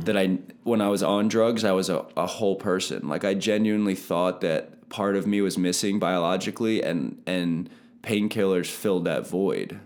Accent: Palmyra, Pennsylvania, United States; also born or lived in Lebanon, Pennsylvania; born in Lebanon, but I grew up my whole life in Palmyra. I went to Palmyra School District

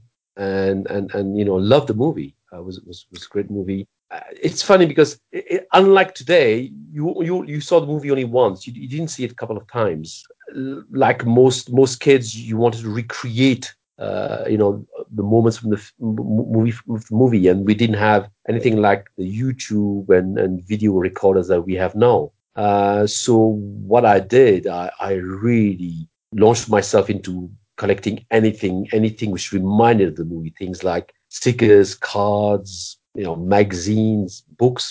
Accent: Belgium; I grew up in Belgium

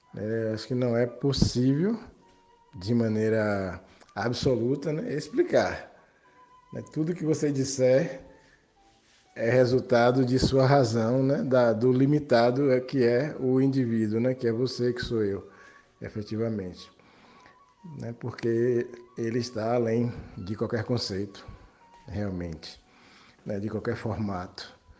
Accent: Salvador, Bahia, Brazil; sou de Salvador, Bahia

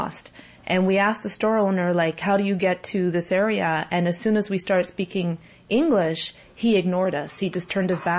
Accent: Ontario, Canada; us Ontarios, Ontarians

